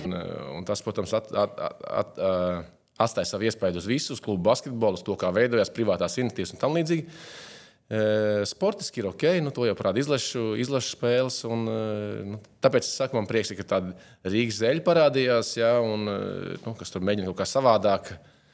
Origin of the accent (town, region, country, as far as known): Latvia; moved away as an adult